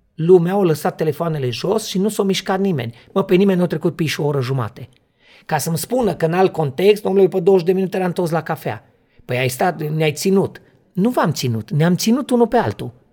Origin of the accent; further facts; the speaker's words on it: Transylvania, Romania; eu sunt din Translin, România